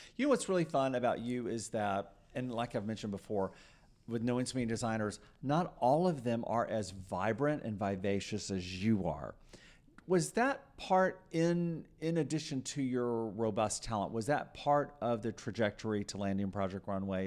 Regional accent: Texas, United States; I'm a sixth generation Texan

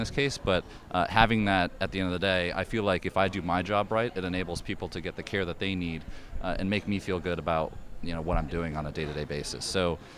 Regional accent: Maine, United States; I'm from Maine originally

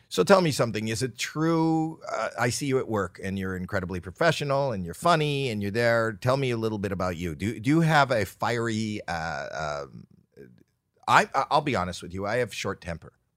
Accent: Canada; I'm Canadian

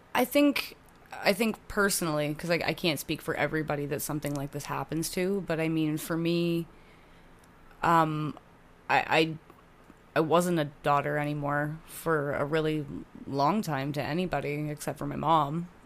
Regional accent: Hamilton, Ontario, Canada; also born or lived in Oakville / Burlington; I was born in Oakville, um, and then we moved to Burlington and then we moved to Hamilton

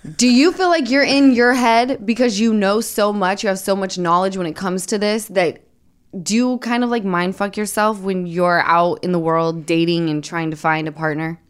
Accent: Utah, United States; I'm from Utah

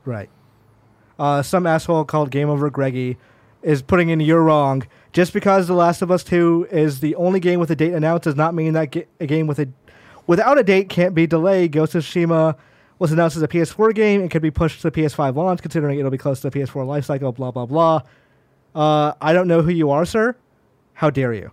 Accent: Georgia, United States; moved away; also born or lived in Tennessee; I was born in Tennessee, I lived in Georgia

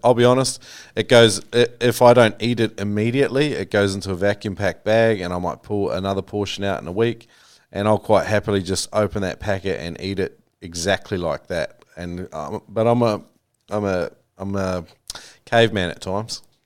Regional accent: New Zealand; that was a real common one I grew up with in New Zealand

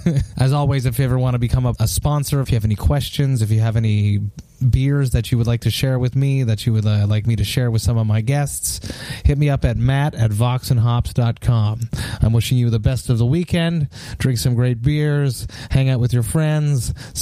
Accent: Canada; being Canadian

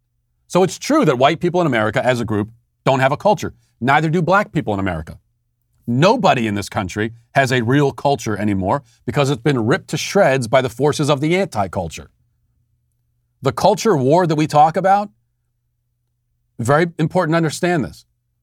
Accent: United States; I want to say that I am a member of and a participant in American culture because I am American.

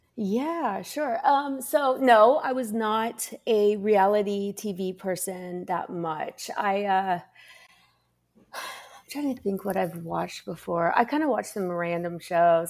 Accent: Lapel, Indiana, United States; moved away as an adult; also born or lived in London / New York; now in Los Angeles, United States; I was in Lapel, and, and it was, like, sixty-nine people in my graduating class

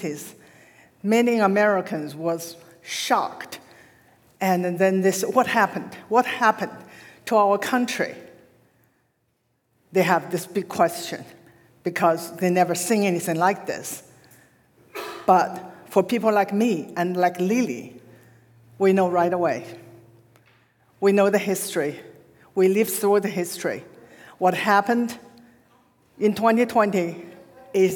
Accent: China; moved away as an adult; now in United States; growing up in China, I was told, as all our generation were told, we were lucky to be born in New China and grew up under the red flag

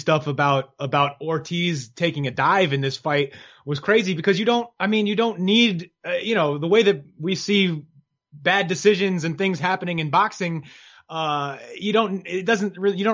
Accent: New York City, New York, United States; I'm from New York. I love the city

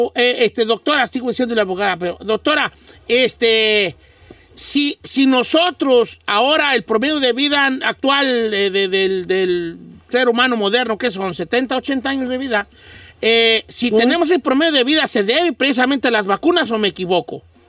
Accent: Mexico; now in United States; yo que vengo de México

